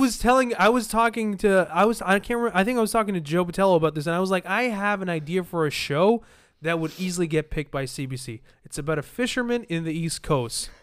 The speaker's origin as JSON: {"language": "English", "country": "Libya", "moved": "yes", "lives_now": "Canada", "said": "I'm from Libya"}